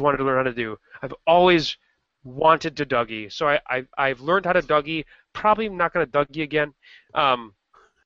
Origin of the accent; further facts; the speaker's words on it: Rockford, Illinois, United States; moved away; Rockford, which is you and my hometown